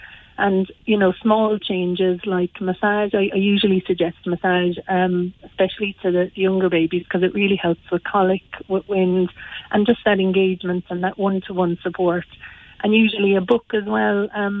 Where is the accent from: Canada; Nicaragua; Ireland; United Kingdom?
Ireland; Granagh, County Limerick; Well, I'm from Granagh, so just outside Croom.